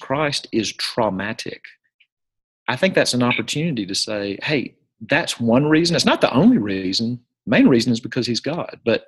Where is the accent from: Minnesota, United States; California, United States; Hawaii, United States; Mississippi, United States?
Mississippi, United States; Jackson; I'm from Jackson, Mississippi